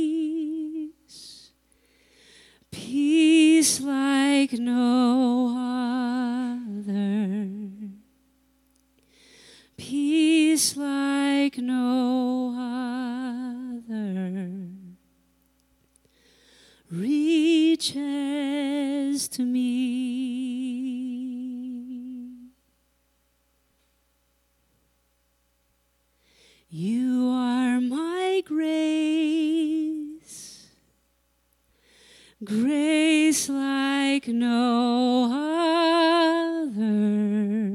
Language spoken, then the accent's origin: English; California, United States; I grew up in California in the ocean